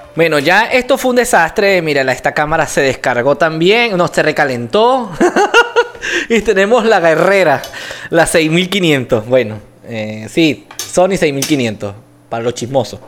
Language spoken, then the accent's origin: Spanish; Venezuela; now in Colombia; yo como venezolano estoy acostumbrado a comer esta arepa